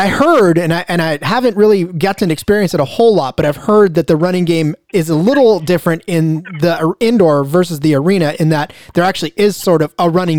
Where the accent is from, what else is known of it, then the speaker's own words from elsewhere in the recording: United States; Because I got to tell you, as an American, sometimes being overseas is overwhelming